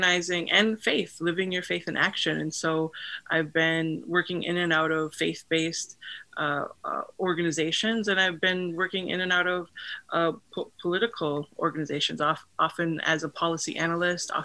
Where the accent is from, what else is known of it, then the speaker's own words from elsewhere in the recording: Fargo, North Dakota, United States; now in Western North Dakota, United States; I grew up in Fargo, North Dakota